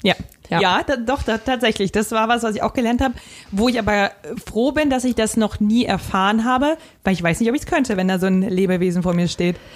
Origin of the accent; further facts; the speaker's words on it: Westerwald, Rhineland-Palatinate, Germany; moved away; in meiner Heimat, in äh, meinem Heimat 500 Einwohner Dorf im Westerwald.